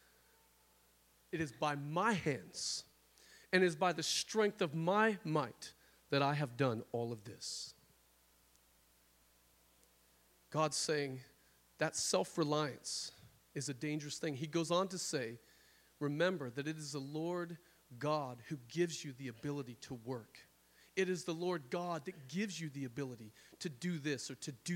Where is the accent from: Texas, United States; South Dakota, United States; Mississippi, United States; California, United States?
South Dakota, United States; now in Washington, United States; I'm from South Dakota